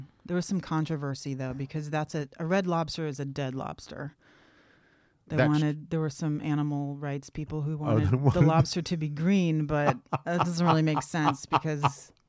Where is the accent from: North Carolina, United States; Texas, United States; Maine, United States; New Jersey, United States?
Maine, United States; I was working in New York City at a restaurant and I finally got embarrassed that I was from Maine and I had never tasted shellfish.